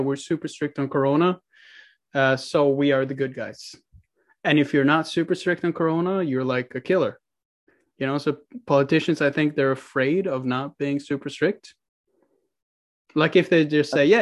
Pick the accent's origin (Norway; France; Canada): Norway; Oslo; also born or lived in Mankato, Minnesota; now in Lillehammer, Norway; I'm from Oslo, which is the capital.